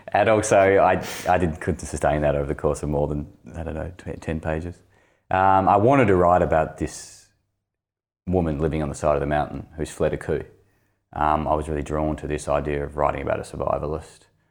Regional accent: Launceston, Tasmania, Australia; also born or lived in Greens Beach; I grew up in Launceston

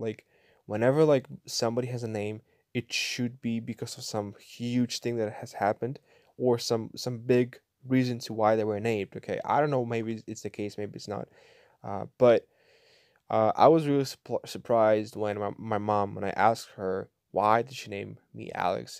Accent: Kyiv Oblast, Ukraine; moved away as an adult; now in Bulgaria; growing up in Ukraine, I was, uh, I, I was going to church, like, three, three times a week, every week, every year, since my birth till the age of eighteen

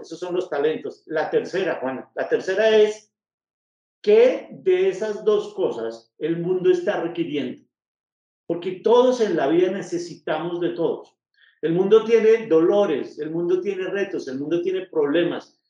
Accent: Bogotá, Colombia; now in Manizales, Colombia; yo soy de Bogotá, pero ahora vivo en Manizales.

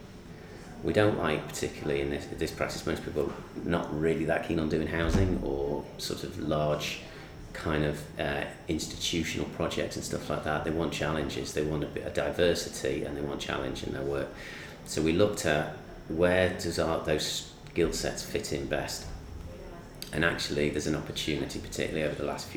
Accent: Southport, North West England, United Kingdom; my hometown, Southport

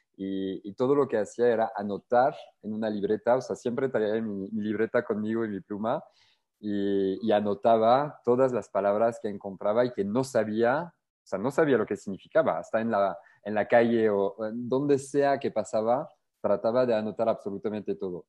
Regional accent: France; Spanish is a second language; moved away as an adult; now in Querétaro, Mexico; yo surfeaba mucho en, en Francia, o sea, igual desde niño

